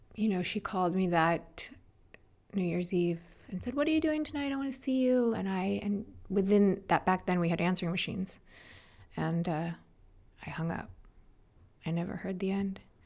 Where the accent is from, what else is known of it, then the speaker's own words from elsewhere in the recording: Los Angeles, California, United States; also born or lived in New York; Born there, and shortly after, six months, they picked me up from New York and moved me to Los Angeles.